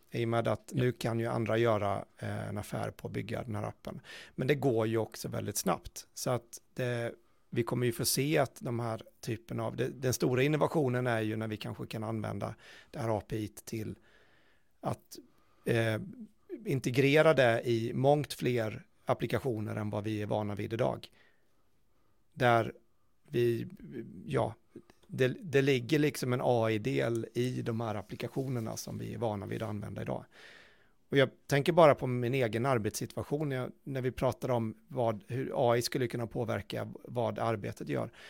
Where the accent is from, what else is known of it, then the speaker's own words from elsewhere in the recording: Småland, Sweden; jag är i smålänning så det ja.